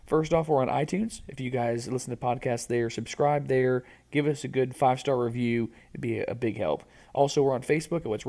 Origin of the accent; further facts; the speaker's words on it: Florida, United States; Growing up in Florida